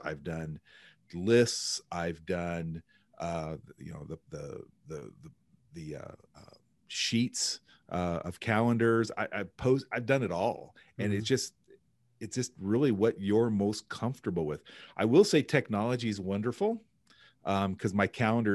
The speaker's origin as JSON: {"language": "English", "town": "Pendleton", "country": "United States", "tie": "born or raised there", "said": "that was my Boy Scout troop growing up in Pendleton."}